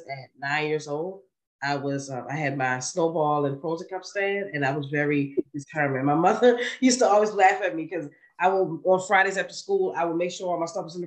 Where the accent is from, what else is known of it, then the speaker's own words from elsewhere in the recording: Baltimore, Maryland, United States; also born or lived in Harlem, New York; I grew up right there in East Baltimore, East Baltimore, Maryland